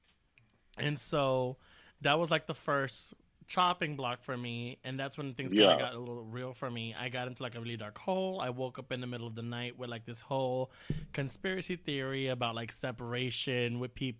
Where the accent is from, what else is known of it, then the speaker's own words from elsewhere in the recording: United States; Speaking as an American